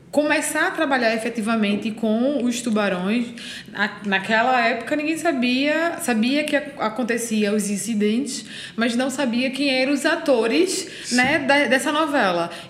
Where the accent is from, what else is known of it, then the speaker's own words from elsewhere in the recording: São Paulo, Brazil; now in Recife, Brazil; Ninguém acreditou em mim quando eu vim de São Paulo para Recife, né? Porque eu era de São Paulo